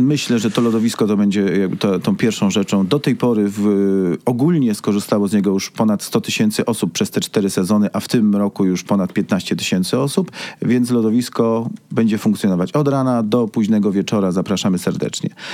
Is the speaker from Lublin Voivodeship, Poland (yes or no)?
no; Busko-Zdrój, Świętokrzyskie Voivodeship, Poland; now in Kraków, Poland; pochodzę z Buzka, z miasta Belona